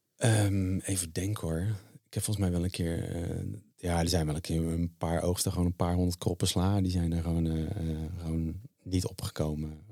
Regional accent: Zeeland, Netherlands; ik ben geboren in de Zeeuwse klei. En, eh, daar was ik al vanaf klein af, jongetje af aan

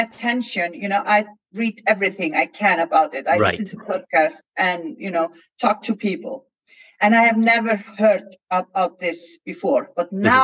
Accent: Iceland; I come from Iceland

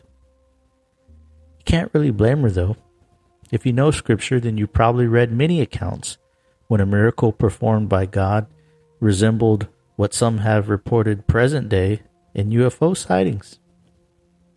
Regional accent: Houston, Texas, United States; near my hometown, Houston, Texas

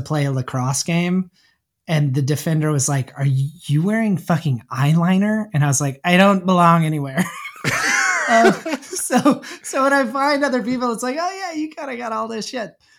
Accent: Houston, Texas, United States; moved away as an adult; also born or lived in New York; born and raised in Houston, Texas

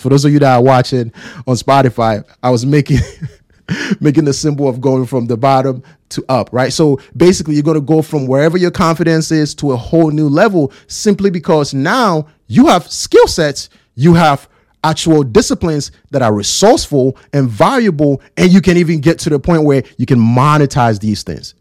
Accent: Ghana; born and raised in Ghana

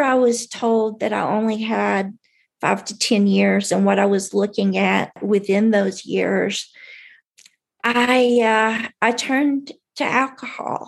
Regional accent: Tennessee, United States; I grew up in Tennessee

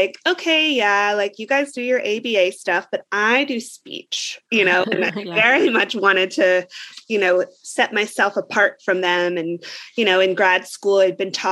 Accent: New Jersey, United States; I'm from New Jersey

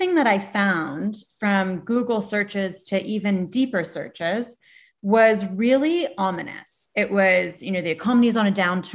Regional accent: Long Island, New York, United States; I was born in Long Island and grew up in Long Island

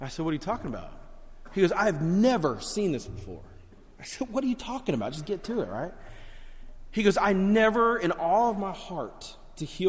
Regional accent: Miami, Florida, United States; I grew up down in Miami and South Florida, a very rough area of town

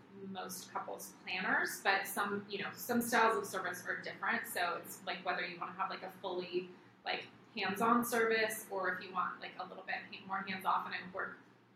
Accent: Costa Mesa, California, United States; It's my hometown

